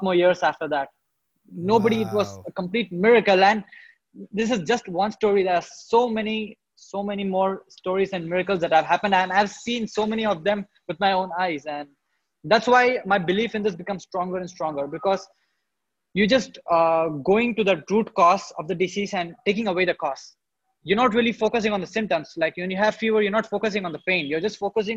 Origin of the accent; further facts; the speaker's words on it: India; So in India, I was born and brought up in a town. It is a small town